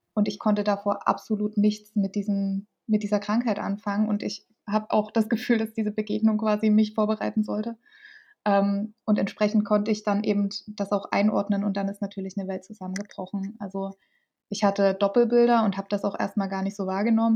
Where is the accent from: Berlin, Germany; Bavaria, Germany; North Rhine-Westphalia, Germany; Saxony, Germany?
Saxony, Germany; Dresden; ich komme aus Dresden